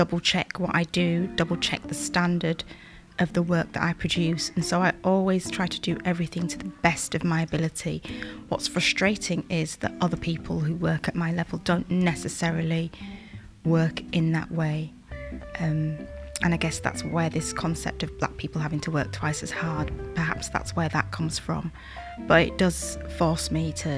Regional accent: Yorkshire and the Humber, United Kingdom; I'm from Yorkshire

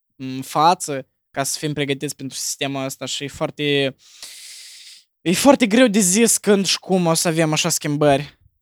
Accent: Moldova; noi ca moldoveni suntem crescuți

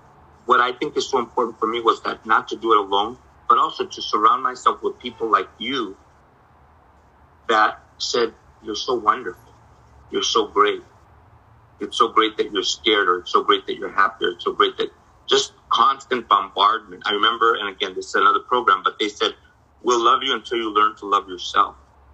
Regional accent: Texas, United States; also born or lived in El Paso / Tucson / Nogales / Santa Rosa; And I was born in Texas, and so we worked out in the fields in Texas, and then in El Paso, and then in Tucson, Nogales area. And then in Santa Rosa, in the wineries and all that.

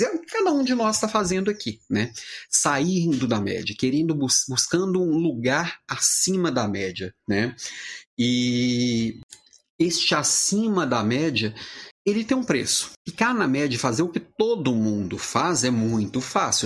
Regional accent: Brazil; Eu sou brasileiro

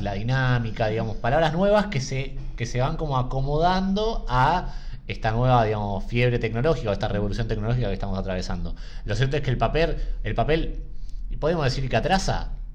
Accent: Argentina; como argentinos

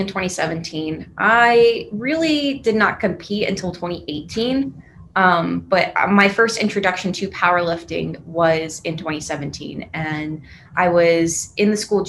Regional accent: Jacksonville, North Carolina, United States; moved away as an adult; also born or lived in Fayetteville, North Carolina; now in Raleigh, United States; I'm actually from Jacksonville, North Carolina

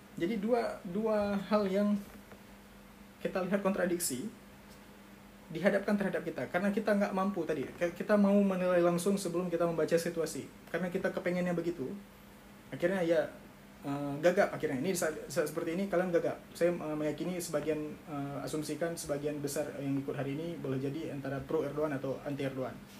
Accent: Aceh, Indonesia; kita orang Aceh

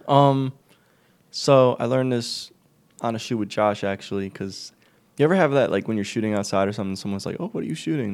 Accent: United States; I'm from Underwoodbury

